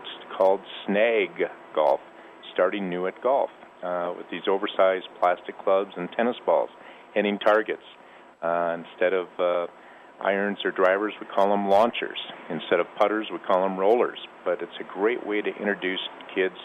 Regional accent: Minnesota, United States; now in Colorado, United States; I grew up in Minnesota, too

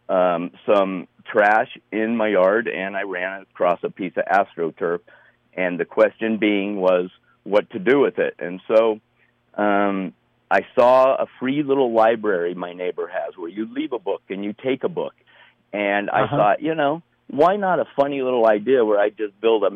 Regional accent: Colorado, United States; growing up around Colorado

